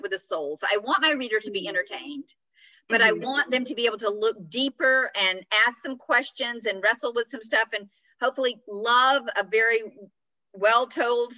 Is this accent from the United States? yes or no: yes; Atlanta, Georgia, United States; moved away as an adult; also born or lived in France; where I grew up in Atlanta